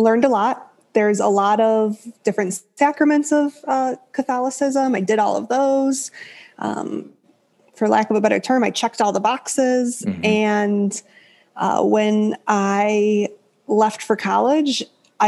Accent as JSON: {"language": "English", "town": "Chicago", "region": "Illinois", "country": "United States", "tie": "born or raised there", "moved": "as an adult", "lives_now": "Idaho, United States", "said": "I'm from Chicago all my life up until recently"}